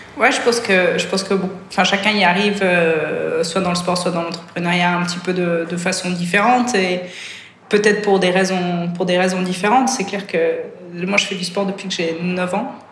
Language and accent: French; Switzerland; also born or lived in France / Spain; je suis suisse, enfin, je suis suisse-britannique, donc j'ai grandi en Suisse, mes deux parents sont anglais.